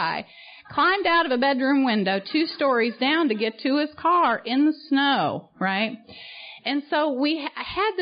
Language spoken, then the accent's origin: English; St. Charles, Missouri, United States; moved away as an adult; also born or lived in Poplar Bluff, Missouri / Little Rock, Arkansas; now in Orlando, United States; I grew up in St. Charles, Missouri